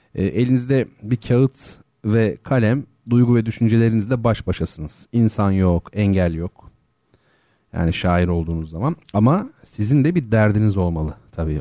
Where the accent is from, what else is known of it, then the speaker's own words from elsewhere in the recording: Turkey; first language Turkish; Ülkemiz sanayi ülkesi değil